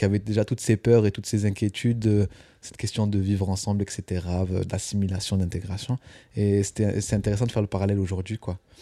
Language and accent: French; Albias, Occitania, France; moved away as an adult; now in Paris, France; je viens du sud-ouest de la France, dans un petit village près de Toulouse qui s'appelle Albias